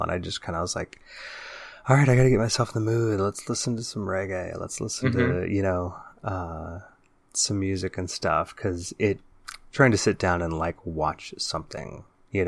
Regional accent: Bay Area, California, United States; growing up in the Bay Area during the 80s and 90s

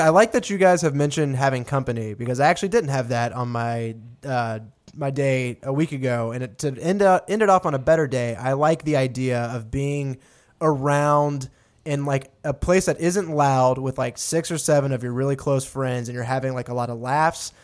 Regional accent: Texas, United States; moved away; I'm from Texas out here

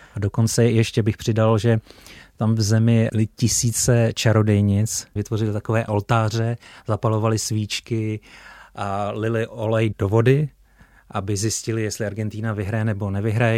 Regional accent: Czechia; jako Čech

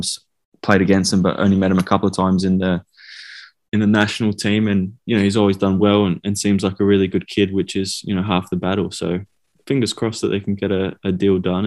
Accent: Australia; now in Scotland; as an Aussie

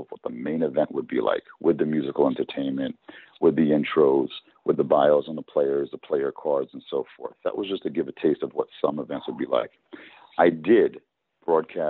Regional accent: New Jersey, United States; they're from my home state

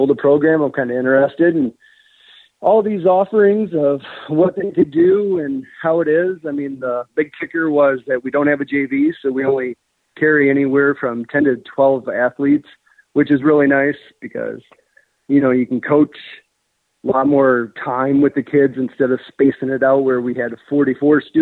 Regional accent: Dubuque, Iowa, United States; growing up in Dubuque

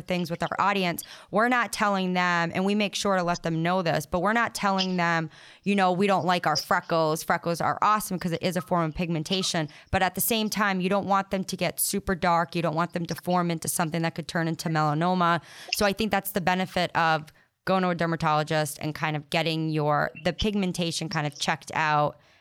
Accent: Rhode Island / Boston, New England, United States; accent: Rhode Island Boston accent

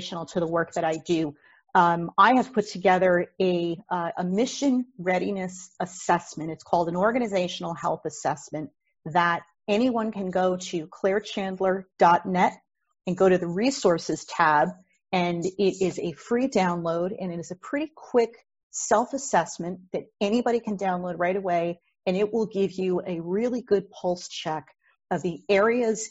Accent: New Jersey, United States; I am a Jersey girl, lifelong, born and raised in New Jersey.

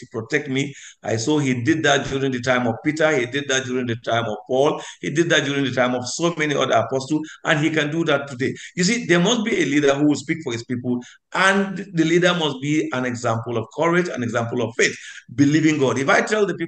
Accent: Nigeria; I am a Nigerian.

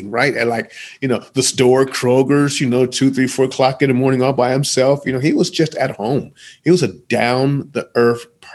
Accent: Columbus, Ohio, United States; I'm from Columbus

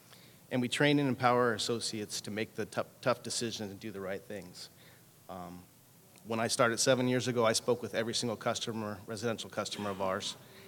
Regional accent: California, United States; You know, it's ironic. I come from California, and Assemblywoman Lorena Gonzalez is introducing a bill for consumer protection.

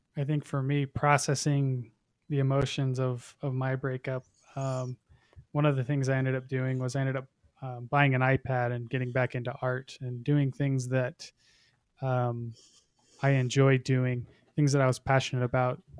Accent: Utah, United States; I'm from Utah

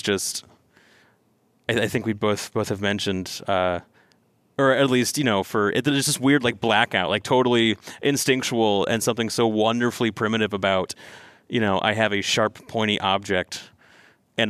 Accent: Northern California, United States; I grew up in Northern California, you know, in a rural area

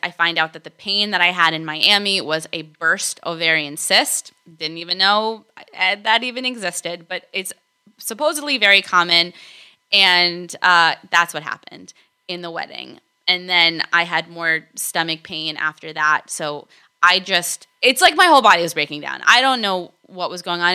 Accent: Argentina; also born or lived in California / East Coast, United States; now in United States; I was born in Argentina

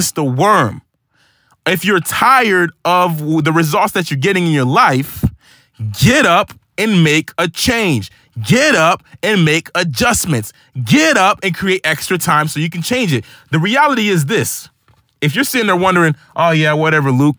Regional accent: Haiti; moved away; I was born in Haiti

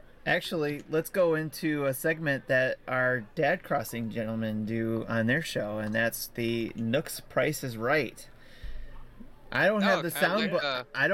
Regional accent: Detroit, Michigan, United States; I grew up in Detroit

